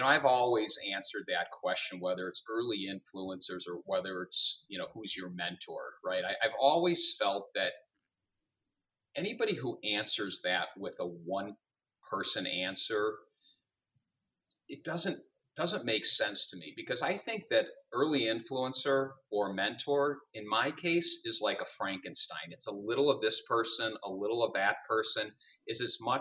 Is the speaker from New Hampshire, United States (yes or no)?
no; Highland Park, Illinois, United States; also born or lived in Chicago, United States; I grew up in Highland Park, so not too far from here. I was a North Suburban kid